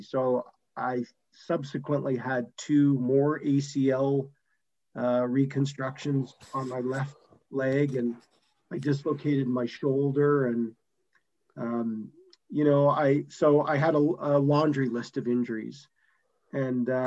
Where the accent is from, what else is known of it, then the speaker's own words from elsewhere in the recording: Calgary, Alberta, Canada; also born or lived in Montreal, Canada; originally I was from Montreal and then grew up in Calgary in the western part of Canada